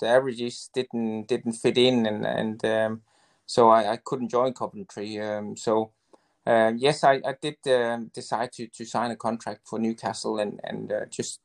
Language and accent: English; Denmark; moved away as an adult; totally different to what I was used to from Denmark